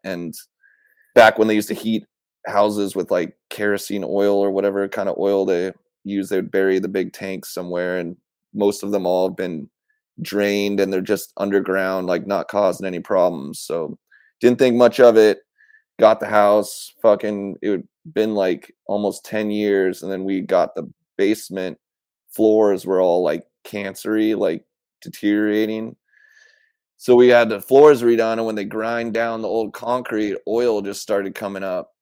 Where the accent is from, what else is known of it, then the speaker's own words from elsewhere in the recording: Issaquah, Washington, United States; also born or lived in Portland, Oregon / Camas, Washington; I grew up in Issaquah, Washington